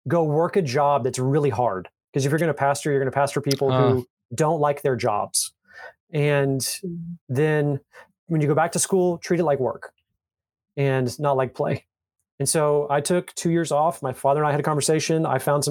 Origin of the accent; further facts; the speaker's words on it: Fort Worth, Texas, United States; I was born and raised in Fort Worth, Texas